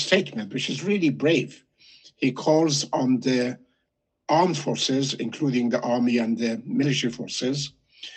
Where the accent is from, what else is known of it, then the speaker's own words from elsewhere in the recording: Shiraz, Fars, Iran; moved away; I was born in Shiraz. I'm mainly a Pars